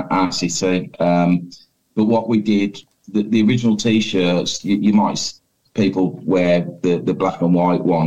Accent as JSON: {"language": "English", "town": "Birmingham", "region": "West Midlands", "country": "United Kingdom", "said": "I love my city and I love my people"}